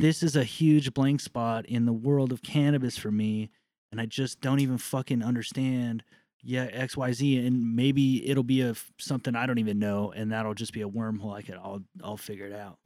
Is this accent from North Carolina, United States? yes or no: no; Southern California, United States; growing up in Southern California